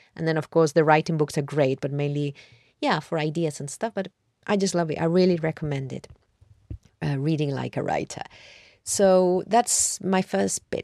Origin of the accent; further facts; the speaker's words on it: Madrid, Community of Madrid, Spain; moved away as an adult; now in London, United Kingdom; I grew up in Madrid and I've lived in London now for more than half my life